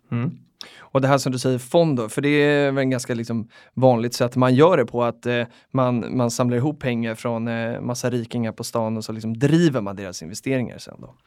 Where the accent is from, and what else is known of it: Sweden